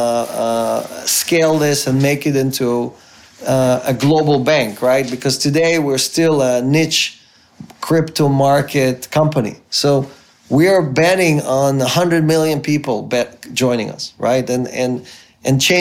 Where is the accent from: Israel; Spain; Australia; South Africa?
Israel; moved away as an adult; also born or lived in Ukraine; now in United States; I grew up in Israel. My parents immigrated. I grew up in Israel. I went to the military there.